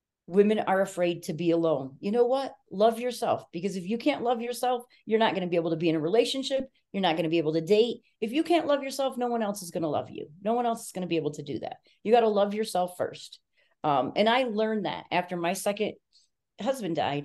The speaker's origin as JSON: {"language": "English", "region": "New York", "country": "United States", "said": "I'm a New Yorker"}